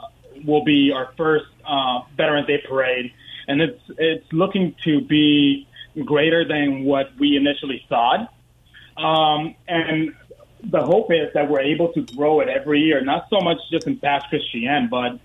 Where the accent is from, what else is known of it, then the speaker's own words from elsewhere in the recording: Northern Virginia, United States; moved away as an adult; also born or lived in Dominican Republic; now in Mississippi Gulf Coast, United States; I've been down on the coast here since 2014. I was born in the Dominican Republic, you know, raised in Northern Virginia, and moved down here after my active duty service was done with the Corps.